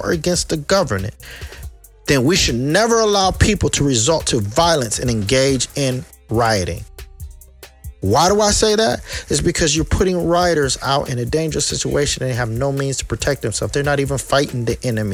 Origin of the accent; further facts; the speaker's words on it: United States; I'm an American, period. I was born here. I was raised here.